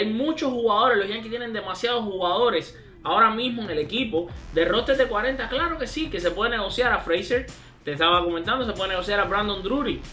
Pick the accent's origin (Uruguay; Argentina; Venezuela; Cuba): Cuba; Matanzas; No es solamente cubano como yo, sino que también es matancero como yo, de mi, de mi pueblo, de mi ciudad, Matanzas